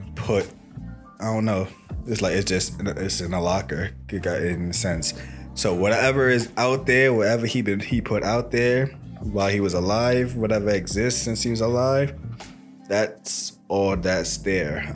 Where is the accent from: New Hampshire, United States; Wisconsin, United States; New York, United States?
New York, United States; New York City; I'm from Brooklyn too.